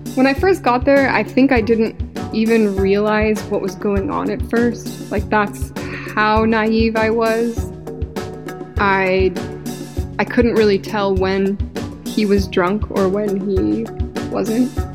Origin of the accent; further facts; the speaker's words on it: Utah, United States; moved away; I was from Utah